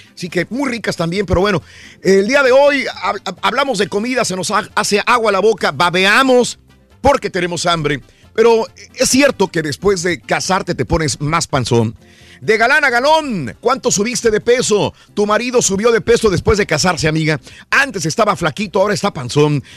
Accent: northern Mexico, Mexico; nosotros que somos del norte de México

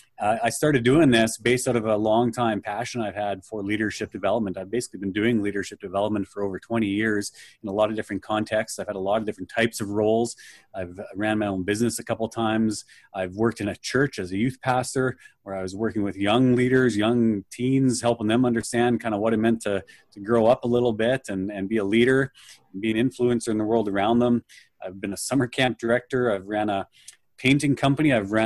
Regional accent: Manitoba, Canada; I'll say I'm from Canada, so right in the center of Canada, almost in the center of the country near Winnipeg.

